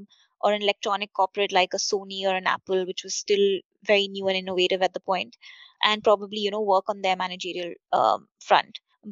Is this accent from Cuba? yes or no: no; Budapest, Hungary; I grew up in Budapest with my dad heading an electronics firm